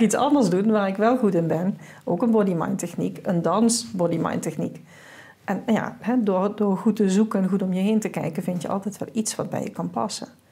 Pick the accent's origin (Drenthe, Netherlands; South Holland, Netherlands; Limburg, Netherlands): Limburg, Netherlands; South; Ik kom uit Zuid-Limburg, zoals je wel hoort